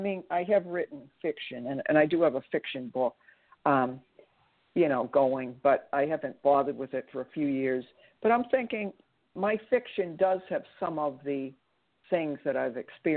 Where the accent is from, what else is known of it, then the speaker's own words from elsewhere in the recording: Massachusetts, United States; accent: Boston; with my Boston accent.